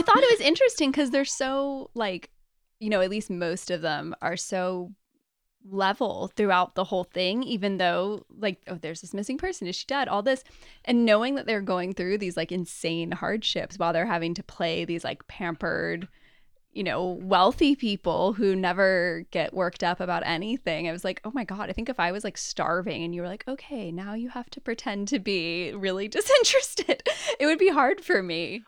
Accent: United States; I'm clearly American

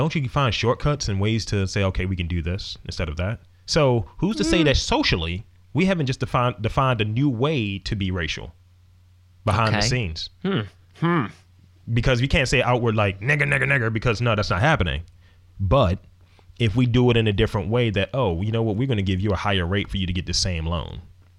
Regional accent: Wales, United Kingdom; I am a Welshman.

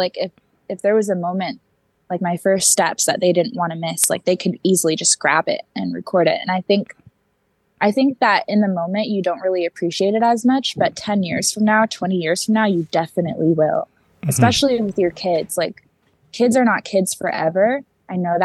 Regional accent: Seattle, Washington, United States; my mom moved here in her third trimester, like 2 months before I was born

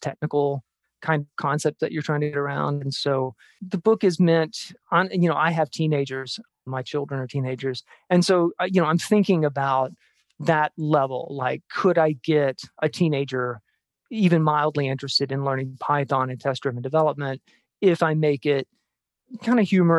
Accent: Jackson, Mississippi, United States; moved away; also born or lived in Tucson; I'm from Jackson, Mississippi

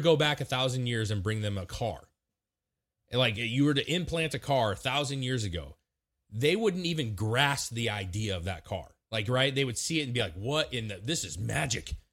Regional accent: Washington, United States; moved away; I grew up in Washington

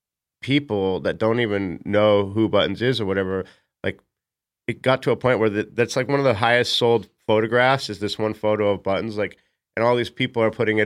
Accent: Costa Mesa, California, United States; also born or lived in Newport Beach, California; I grew up here in Newport and Costa Mesa

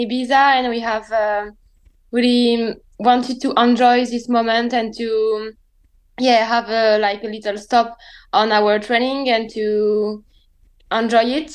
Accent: Réunion; English is a second language; moved away as an adult; also born or lived in Reims, France; now in Nice, France; I was born in Reims in the north of France, and I lived here during 10 years, and after I moved with my parents in Réunion Island in the Indian Ocean next to Madagascar.

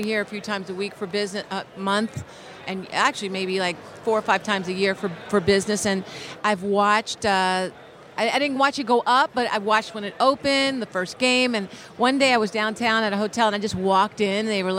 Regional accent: Philadelphia, Pennsylvania, United States; now in Los Angeles, United States; I'm from Philly, so I bleed Eagle Green

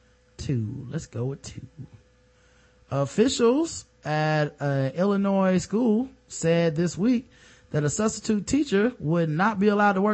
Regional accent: Jamaica; All four of us were there sitting there, got offended because none of us are from Africa. I'm Jamaican.

